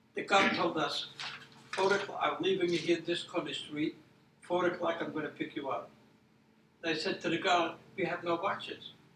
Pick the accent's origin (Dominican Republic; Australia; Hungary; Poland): Poland; now in United States; I was born in Poland.